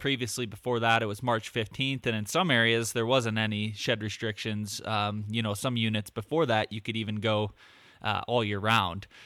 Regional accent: Michigan, United States; moved away; I lived in Michigan. And uh, since I've moved out to the West

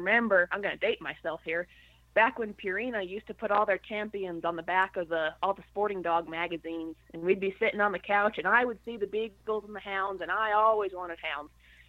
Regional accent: Connecticut, United States; I actually grew up in Connecticut.

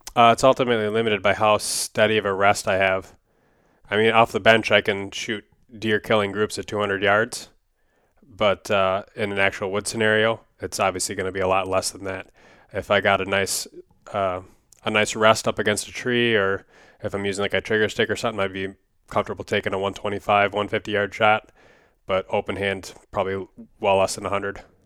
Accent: Wisconsin, United States; when I was growing up in Wisconsin

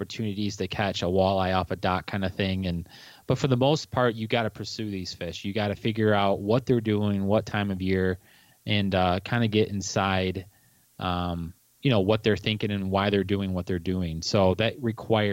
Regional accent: Monroe, Michigan, United States; I grew up down in Southeast Michigan, in Monroe, and, you know, Monroe borders Lake Erie

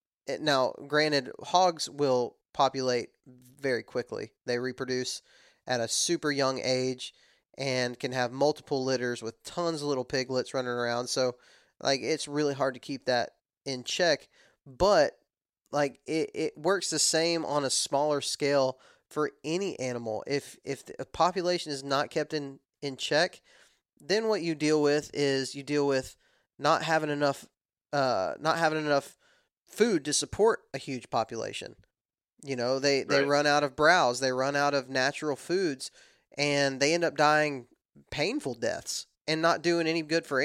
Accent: the South, United States; Yeah, I'm from the South, and we don't talk like that. We don't say them dirty words.

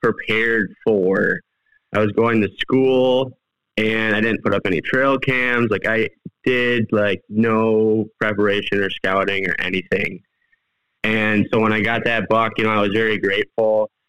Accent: southwestern Wisconsin, United States; I've been hunting in southwestern Wisconsin my whole life.

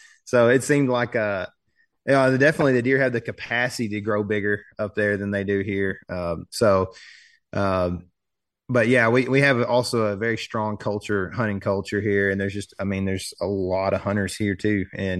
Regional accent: Texas, United States; there wasn't really the hydrilla and coontail moss that we had growing up in Lake Fork, which in my opinion affected the fishing.

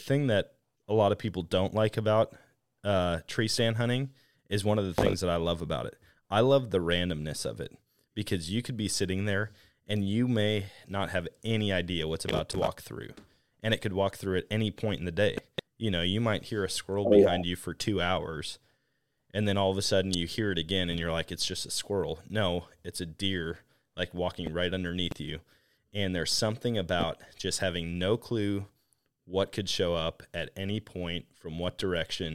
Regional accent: Wisconsin, United States; growing up in Wisconsin

